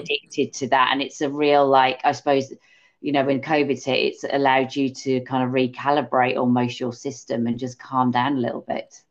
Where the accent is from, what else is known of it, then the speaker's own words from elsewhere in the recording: England, United Kingdom; because we are English, me and you.